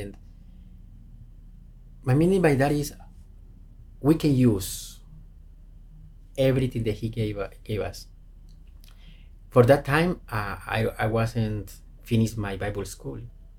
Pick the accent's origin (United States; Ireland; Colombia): Colombia; cannot go to some places because we are not able to get in because it's Colombian passport, because we are from Colombia.